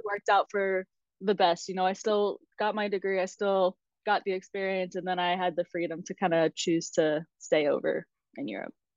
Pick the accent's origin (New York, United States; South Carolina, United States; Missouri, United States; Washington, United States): South Carolina, United States; moved away as an adult; also born or lived in Georgia; now in Austria; I grew up in South Carolina. So um, I was actually born in Georgia, but we moved when I was about two. So South Carolina has always been home for me